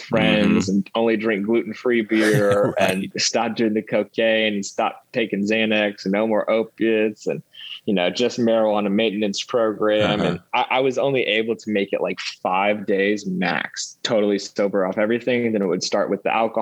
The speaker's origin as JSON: {"language": "English", "town": "Houston", "region": "Texas", "country": "United States", "tie": "born or raised there", "moved": "as an adult", "lives_now": "New York City, United States", "said": "I grew up in Houston"}